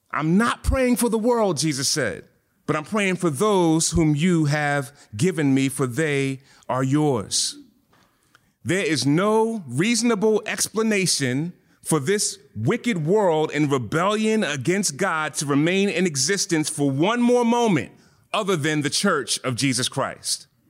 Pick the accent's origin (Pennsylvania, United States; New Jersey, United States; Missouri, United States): Pennsylvania, United States; Philadelphia; I'm from Philly